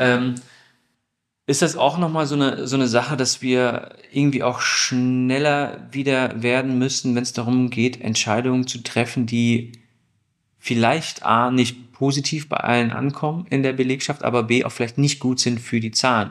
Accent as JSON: {"language": "German", "town": "Stuttgart", "region": "Baden-Württemberg", "country": "Germany", "said": "Ich komme aus Stuttgart"}